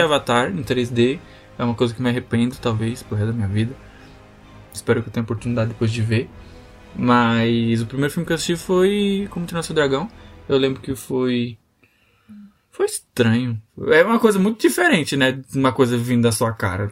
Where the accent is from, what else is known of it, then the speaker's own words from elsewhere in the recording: Guarulhos, São Paulo, Brazil; a gente é de Guarulhos